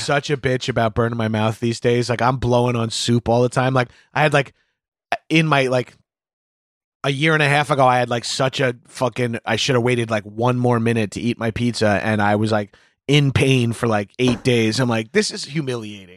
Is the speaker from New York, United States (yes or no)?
yes; New York City, New York, United States; I'm a New Yorker